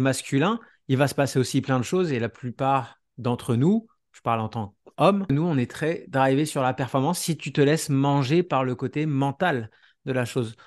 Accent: France; now in Canada; je suis français de base, même si je suis parti a euh, 9 ans et demi au Canada.

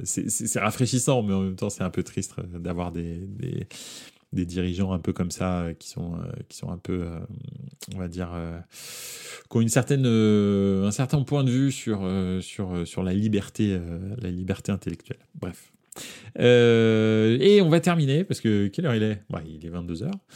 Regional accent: Paris, Île-de-France, France; on est de France et de Paris en l'occurrence.

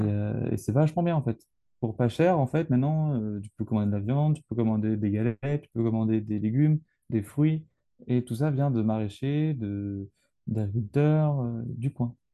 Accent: Brittany, France; je suis breton

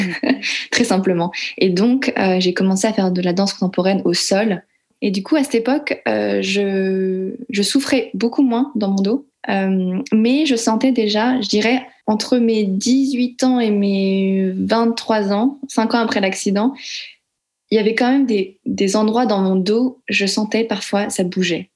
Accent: France; je suis née en France et j'ai grandi en France par une mère française et euh, un père laotien

